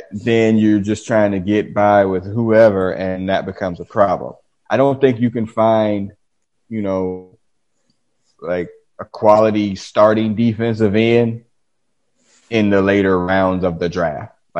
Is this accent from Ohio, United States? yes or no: yes; Dayton, Ohio, United States; Man, I came from Dayton. I've never been to Boston, but I'm gonna go out on a limb and say it's probably better than Dayton.